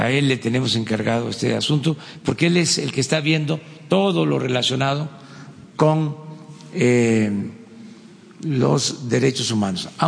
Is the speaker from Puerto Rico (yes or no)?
no; Mexico; No somos mexicanos de primera, de segunda, de tercera